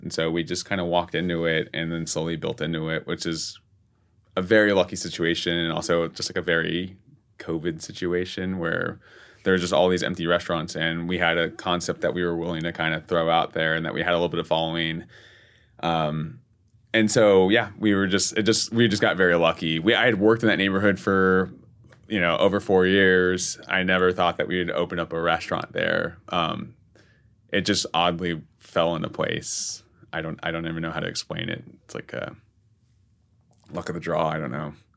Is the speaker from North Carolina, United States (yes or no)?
no; San Antonio, Texas, United States; moved away as an adult; now in New York, United States; I'm born and raised in San Antonio. I'd lived there my whole life.